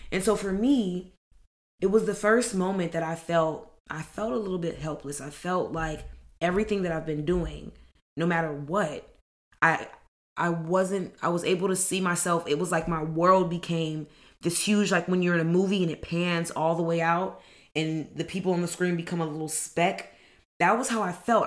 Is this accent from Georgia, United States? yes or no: no; Los Angeles, California, United States; I grew up in the Merk Park